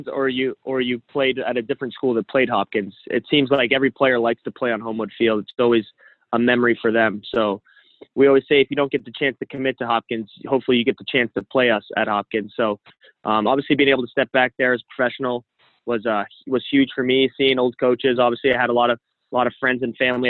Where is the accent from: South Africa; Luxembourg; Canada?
Canada; being a Canadian